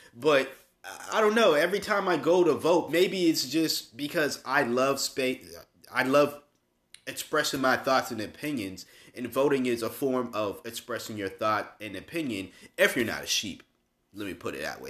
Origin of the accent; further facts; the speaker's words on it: Massachusetts, United States; now in North Carolina, United States; my home state of Massachusetts